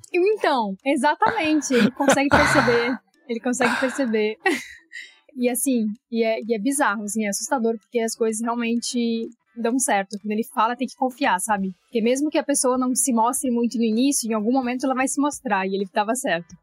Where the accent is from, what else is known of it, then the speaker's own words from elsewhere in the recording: Bagé, Rio Grande do Sul, Brazil; moved away as an adult; also born or lived in Porto Alegre; now in Rio de Janeiro, Brazil; Eu sou nascida em Bagé. Bagé é interior do Rio Grande do Sul, é fronteira com o Uruguai.